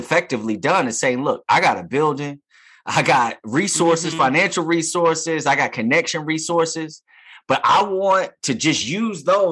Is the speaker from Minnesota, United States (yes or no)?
no; Durham, North Carolina, United States; I'm from the Bull City, Durham, North Carolina